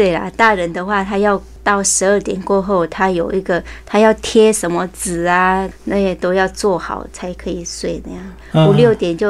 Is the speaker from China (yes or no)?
no; Northern Thailand, Thailand; now in Taiwan; 我是北部那边嘛，我们都是华人嘛